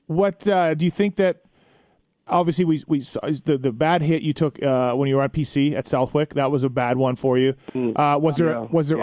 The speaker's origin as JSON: {"language": "English", "country": "Canada", "said": "I'm Canadian"}